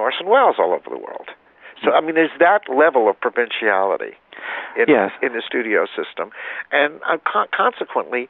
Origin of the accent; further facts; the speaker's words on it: Alabama, United States; I grew up in in Alabama